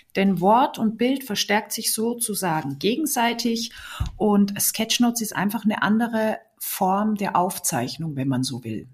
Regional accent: Salzburg Land, Austria; moved away as an adult; now in Bremen, Germany; Ich bin ja in Österreich geboren und aufgewachsen, im schönen Salzburger Land

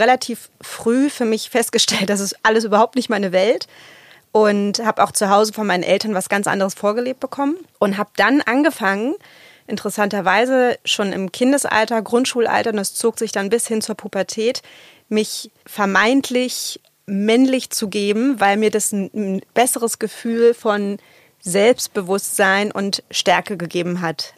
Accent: Berlin, Germany; ich bin im Plattenbau in Berlin-Lichtenberg aufgewachsen, als Kind afghanischer Einwanderer

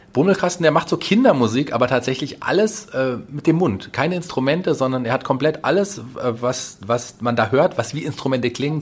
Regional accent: Fulda, Hesse, Germany; also born or lived in Berlin; Also ich bin gebürtiger Fuldaer, bin glücklich, in dieser wunderbaren Stadt zu wohnen

